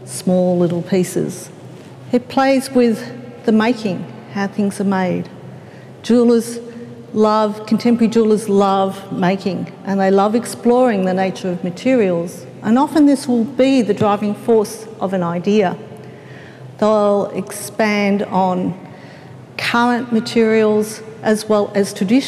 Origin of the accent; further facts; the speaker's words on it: Melbourne, Victoria, Australia; I come from Melbourne